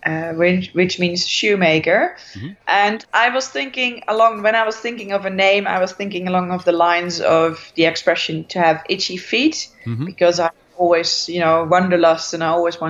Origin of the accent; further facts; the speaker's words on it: Netherlands; moved away as an adult; I am from the Netherlands.